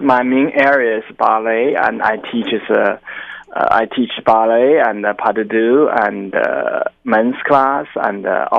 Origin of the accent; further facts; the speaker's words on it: China; moved away as an adult; also born or lived in Oklahoma, United States / Utah, United States; now in California, United States; I'm originally from China, and I trained in China.